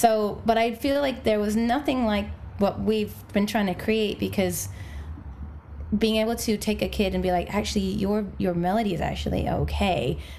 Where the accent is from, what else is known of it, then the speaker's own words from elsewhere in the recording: England, United Kingdom; now in Los Angeles, United States; I came over, I'm originally from England, though I know there's no accent, and then I came over from England, popped myself over here